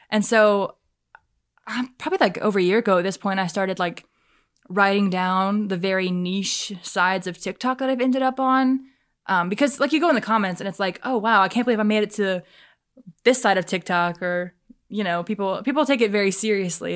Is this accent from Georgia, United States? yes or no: no; Fort Mill, South Carolina, United States; I grew up in Baxter, if you're familiar with the Fort Mill area.